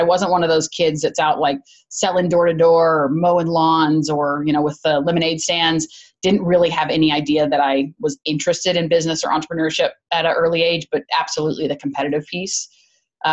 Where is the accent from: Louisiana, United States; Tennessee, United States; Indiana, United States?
Tennessee, United States; Chattanooga; moved away as an adult; also born or lived in Georgia; I grew up in Chattanooga